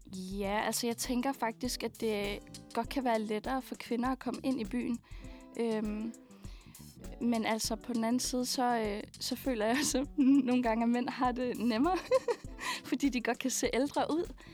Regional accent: Skælskør, Zealand, Denmark; jeg er fra Skelskør.

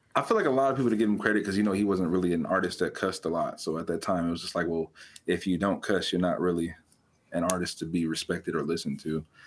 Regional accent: California, United States; moved away; I was born and raised in California. I don't currently live in California

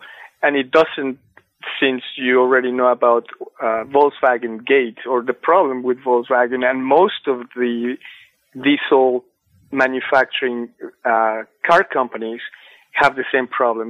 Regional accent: Mexico City, Mexico; moved away; I'm from Mexico City. I know a lot about smog. I grew up in smog.

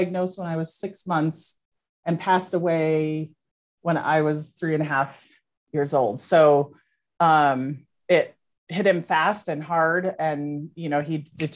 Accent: Albuquerque, New Mexico, United States; I grew up in Albuquerque and we lived by the river in the Bosque.

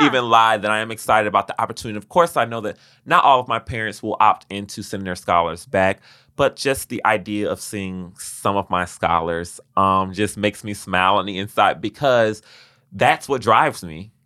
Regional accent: Miami, Florida, United States; moved away; Growing up in Miami, Florida, I had dreams, aspirations, and ideas

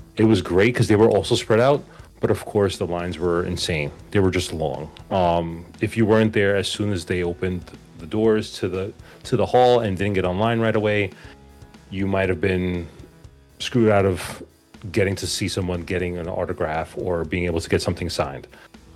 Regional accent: New York City, New York, United States; also born or lived in Queens, New York; I am from New York. Actually Manhattan, born and raised, but I live in Queens.

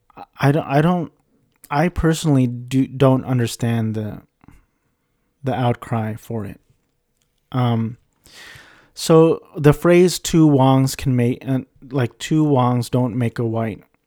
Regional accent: Orange County, California, United States; I was raised in Orange County, California

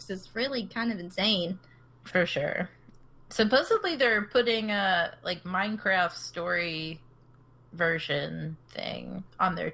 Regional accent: Texas, United States; Yeah, I'm from Texas.

